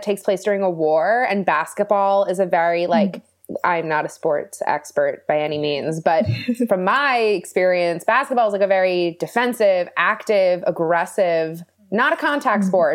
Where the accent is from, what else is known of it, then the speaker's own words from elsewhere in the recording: Philadelphia, Pennsylvania, United States; I am also originally from Philadelphia